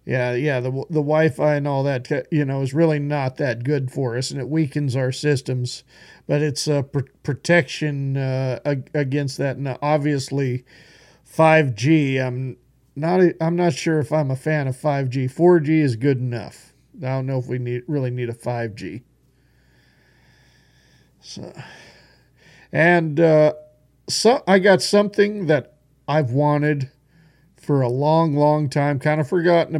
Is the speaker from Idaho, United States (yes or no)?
yes; Boise, Idaho, United States; born or raised there; moved away